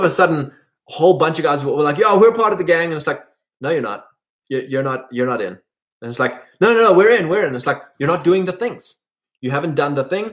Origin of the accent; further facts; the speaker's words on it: South Africa; us white boys gain nothing by identifying as a South African